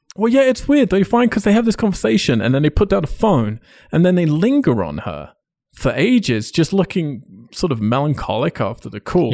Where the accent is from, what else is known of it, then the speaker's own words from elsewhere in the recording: England, United Kingdom; as an English person